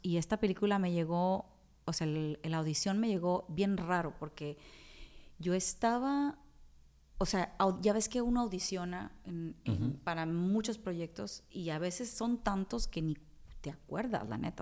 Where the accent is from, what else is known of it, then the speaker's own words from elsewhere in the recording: Culiacán, Sinaloa, Mexico; moved away as an adult; also born or lived in Monterrey, Mexico / Mexico City, Mexico; now in New York, United States; soy la primer sinaloense en estar en ese festival